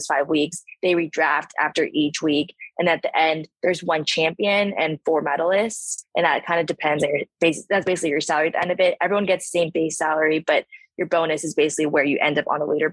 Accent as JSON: {"language": "English", "region": "California", "country": "United States", "also_born_or_lived": "Chicago", "moved": "as an adult", "lives_now": "Miami, United States", "said": "I'm from California."}